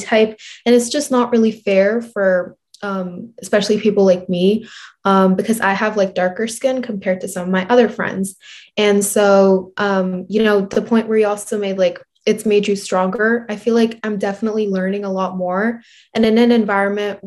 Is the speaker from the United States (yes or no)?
yes; New Jersey, United States; I'm from New Jersey